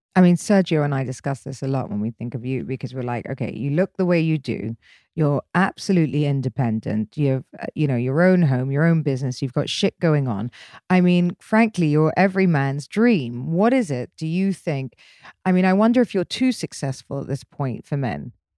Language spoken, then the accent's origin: English; England, United Kingdom; moved away as an adult; growing up in England